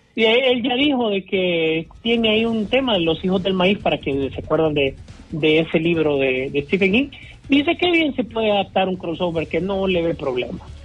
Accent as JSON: {"language": "Spanish", "town": "La Esperanza", "region": "Intibucá", "country": "Honduras", "said": "yo también soy de La Esperanza"}